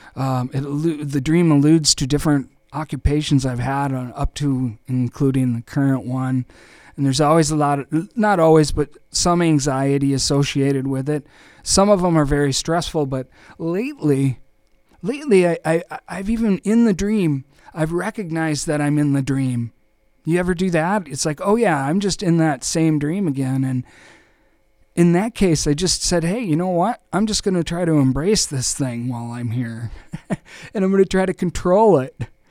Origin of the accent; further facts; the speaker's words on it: Austin, Minnesota, United States; also born or lived in Winona; Austin, my hometown